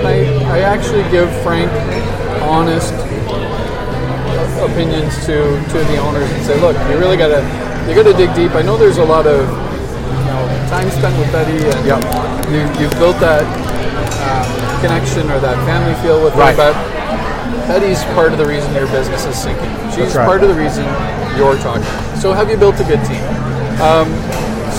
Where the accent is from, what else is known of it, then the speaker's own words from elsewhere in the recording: Canada; we're Canadian